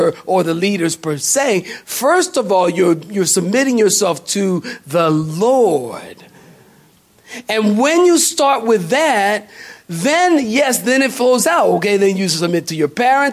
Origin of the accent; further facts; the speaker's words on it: Philadelphia, Pennsylvania, United States; moved away; I'm from Philly